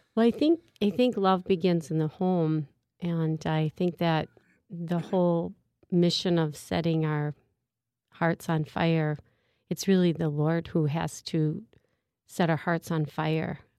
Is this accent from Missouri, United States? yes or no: no; St. Paul, Minnesota, United States; I'm from St. Paul, Minnesota, and actually live in South St. Paul, Minnesota